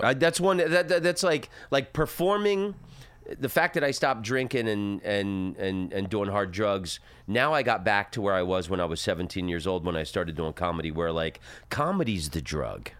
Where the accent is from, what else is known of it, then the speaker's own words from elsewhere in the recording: Oviedo, Florida, United States; moved away as an adult; also born or lived in Netherlands; where I grew up in Florida, in Oviedo